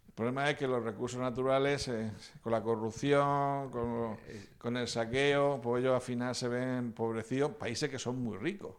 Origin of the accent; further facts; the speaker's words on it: Bullas, Region of Murcia, Spain; en mi pueblo Bulla